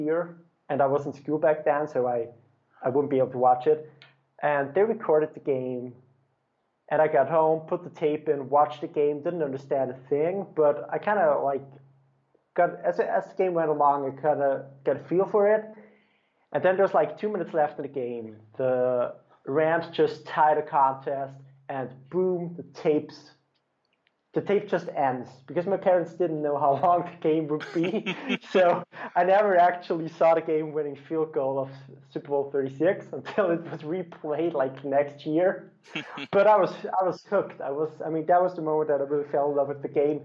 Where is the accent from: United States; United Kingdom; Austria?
Austria; I actually live in Austria. I was born here